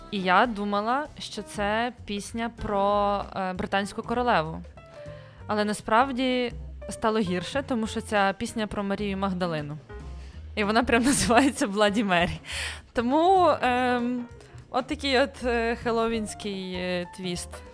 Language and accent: Ukrainian; Kyiv Oblast, Ukraine; Я з Київської області, в нас не було такої традиції